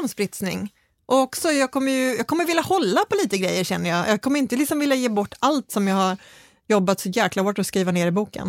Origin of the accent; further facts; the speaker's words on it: Skåne, Sweden; för mig som är skåning